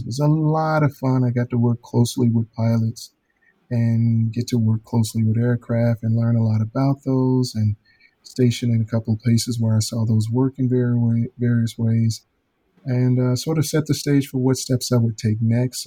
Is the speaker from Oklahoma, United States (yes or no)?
no; Chicago, Illinois, United States; moved away as an adult; also born or lived in Alabama / Florida; born and raised in Chicago, grew up there in the public school setting